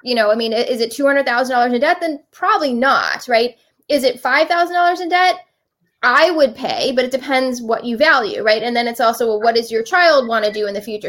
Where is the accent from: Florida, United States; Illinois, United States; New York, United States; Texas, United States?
Florida, United States; Miami Beach; moved away as an adult; also born or lived in Philadelphia, Pennsylvania; I grew up in Miami Beach. Uh, I went to Miami Beach Senior High